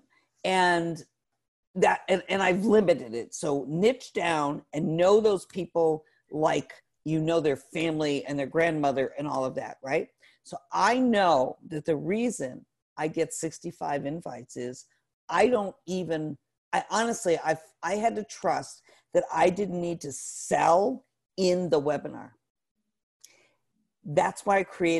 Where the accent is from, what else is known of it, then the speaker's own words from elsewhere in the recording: Northeast, United States; now in Atlanta, United States; I'm not from Atlanta, I'm from the Northeast